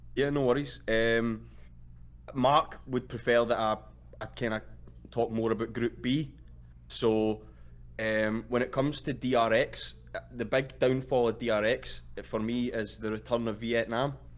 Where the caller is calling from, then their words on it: Glasgow, Scotland, United Kingdom; I'm calling from Glasgow, Scotland